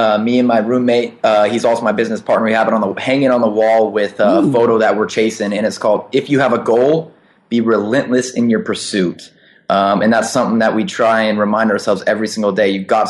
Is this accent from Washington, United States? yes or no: yes; Seattle, Washington, United States; moved away as an adult; now in China; So I'm originally from Seattle, Washington, and I guess my journey begins back there about 4 years ago.